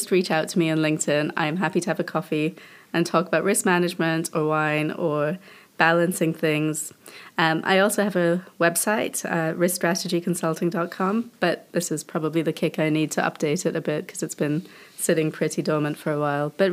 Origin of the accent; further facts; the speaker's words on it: Indonesia; moved away; So I grew up in Indonesia